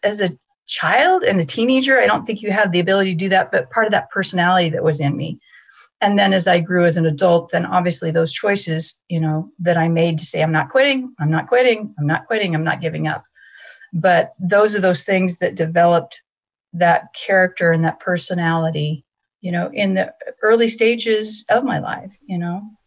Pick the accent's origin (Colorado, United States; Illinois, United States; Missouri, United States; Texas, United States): Colorado, United States; Greeley; I was born in Greeley, Colorado